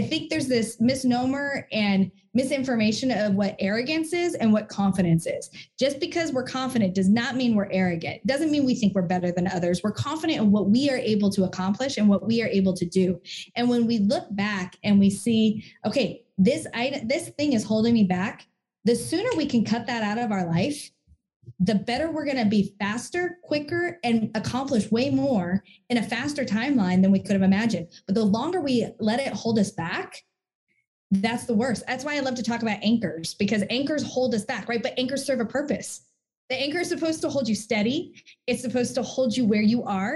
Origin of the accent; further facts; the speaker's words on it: Hamilton, New Jersey, United States; moved away; I miss the blueberries because I'm from Hamilton.